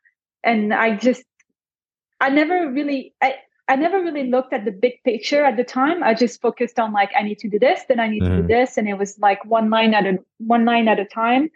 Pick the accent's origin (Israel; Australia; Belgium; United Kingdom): Belgium; first language French; English is a second language; now in Scottsdale, United States; I'm originally from Belgium, French speaking.